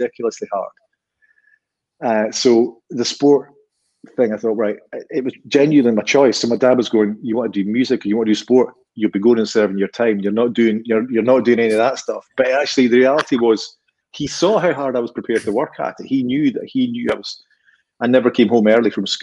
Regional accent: Inchinnan, Scotland, United Kingdom; now in Bridge of Allan, United Kingdom; I lived in Inchinnan when I was growing up in Renfrewshire.

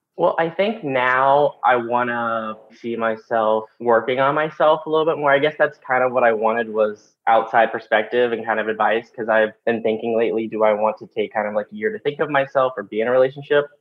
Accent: West Virginia, United States; moved away; my hometown, uh, growing up in West Virginia

